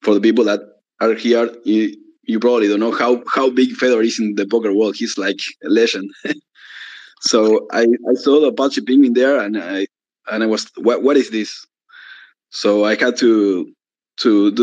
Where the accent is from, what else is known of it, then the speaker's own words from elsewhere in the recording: Argentina; I'm from Argentina